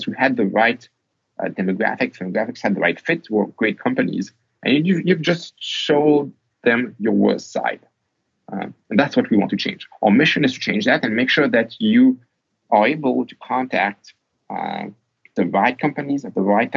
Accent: France; I'm French, I was born in France

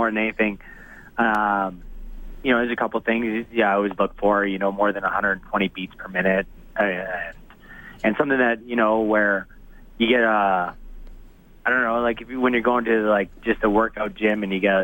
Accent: Saskatoon, Saskatchewan, Canada; moved away as an adult; now in Edmonton, Canada; I grew up in Saskatoon

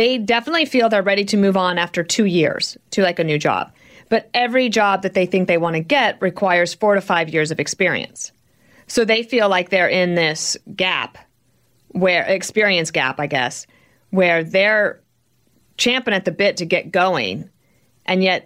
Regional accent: Colorado, United States; my home state of Colorado

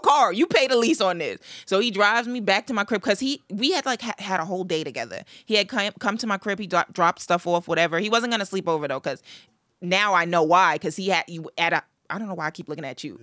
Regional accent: Long Island, New York, United States; I'm from Long Island.

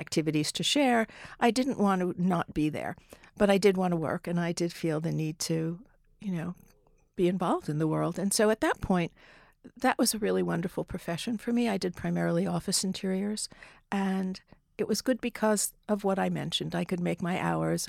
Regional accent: New Jersey, United States; I grew up in New Jersey, not far from the city

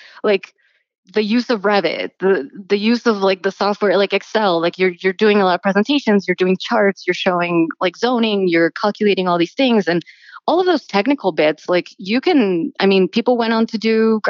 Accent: Miami, Florida, United States; moved away; also born or lived in New York City; I actually went to undergrad at the University of Miami, where I grew up in Miami

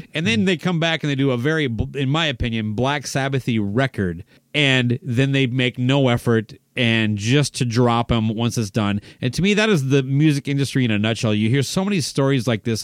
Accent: Owatonna, Minnesota, United States; the drugstore in Owatonna, my hometown

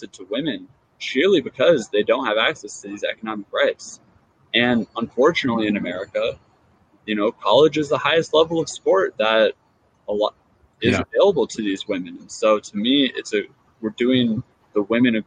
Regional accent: Seattle, Washington, United States; my hometown in Seattle

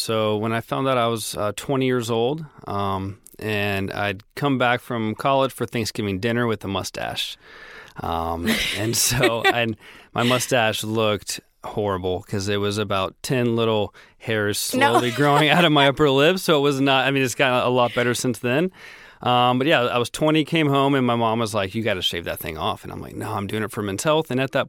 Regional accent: Florida, United States; also born or lived in Tennessee; No, I'm from the Southeast. Born in Tennessee, moved around a lot, but ended up going to high school and college in Florida.

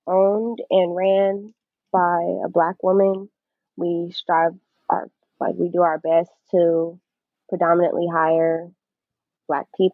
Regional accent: Los Angeles, California, United States; born and raised in Los Angeles, California

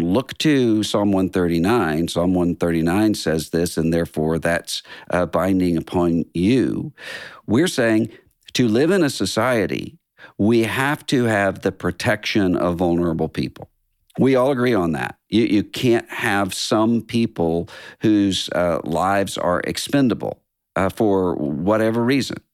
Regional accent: Biloxi, Mississippi, United States; moved away; our hometown, uh, Biloxi, Mississippi

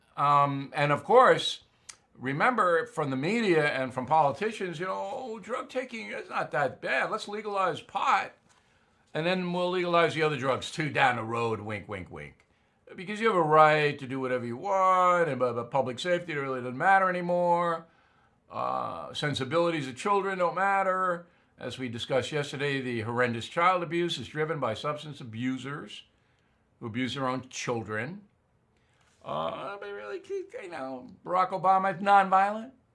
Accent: near Westbury, New York, United States; Westbury, New York, right near where I was raised

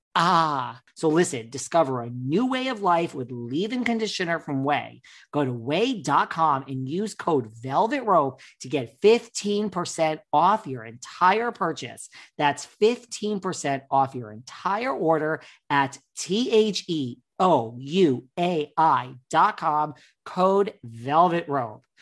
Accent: New York, United States; I'm from New York

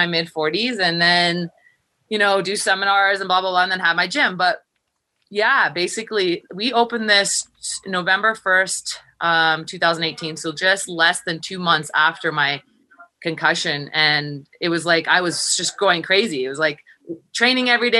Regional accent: Los Angeles, California, United States; moved away as an adult; also born or lived in Minnesota; now in Colorado, United States; I'm from

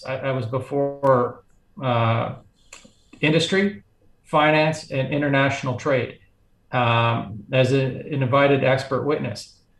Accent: Calgary, Alberta, Canada; I was born in Calgary. I've lived in Canada my whole life, except for, you know, about a year when I was off doing some school.

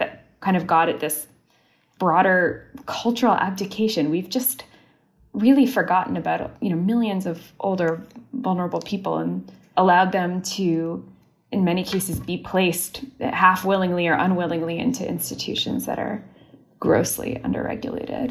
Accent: Canada; also born or lived in Austria; now in United States; I'm Canadian

